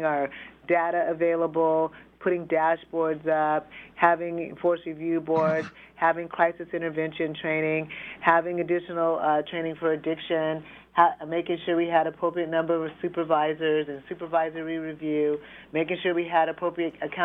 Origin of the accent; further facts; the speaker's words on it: Tacoma, Washington, United States; also born or lived in Seattle; I'm a Pacific Northwest native, born and raised in Tacoma